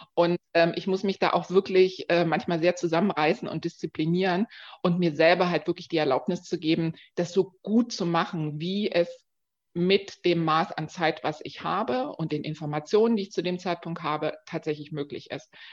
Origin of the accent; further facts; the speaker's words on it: Dresden, Saxony, Germany; now in Berlin, Germany; ich komme ganz ursprünglich aus Dresden, lebe jetzt aber schon ganz lange in Berlin